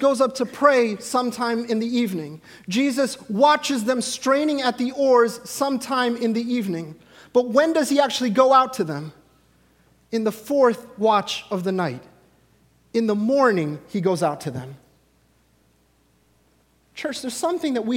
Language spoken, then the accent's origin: English; India; I, as an Indian man